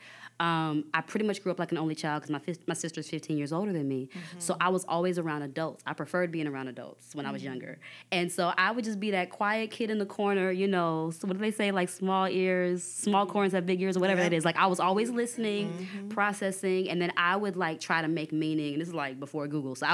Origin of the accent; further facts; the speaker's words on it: Dallas, Texas, United States; I'm from Dallas